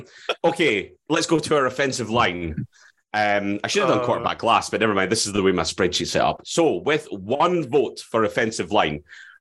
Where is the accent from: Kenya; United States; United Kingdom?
United Kingdom; Scotland; where I come from, Midlothian. There's a tendency to drop the R.